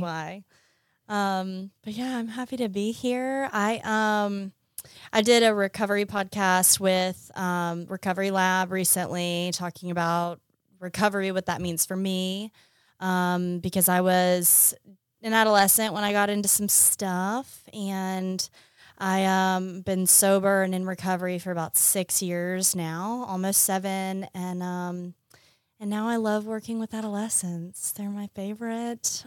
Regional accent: Montgomery, Alabama, United States; moved away as an adult; also born or lived in Washington, D.C.; now in Mississippi, United States; I grew up in Montgomery, Alabama.

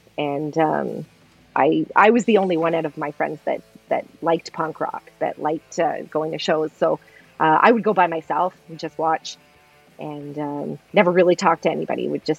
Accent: Oshawa, Ontario, Canada; also born or lived in Hamilton; Yeah, I grew up in Oshawa, where we live now. We live just outside of Toronto, about 45 minutes outside of Toronto, east. We used to live in Hamilton.

